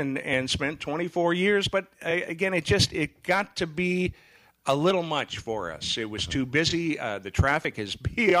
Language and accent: English; Fargo, North Dakota, United States; moved away as an adult; also born or lived in Minneapolis / Nashville, Tennessee; now in Saugatuck, United States; But I grew up in Fargo.